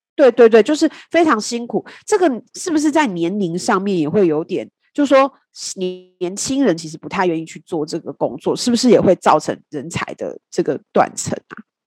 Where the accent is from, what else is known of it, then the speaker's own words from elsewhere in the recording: Kaohsiung, Taiwan; 因为我是高雄人